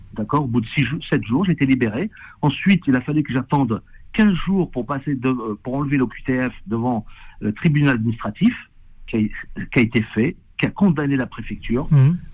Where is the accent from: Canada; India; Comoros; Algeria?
Algeria; now in France; moi, étant algérien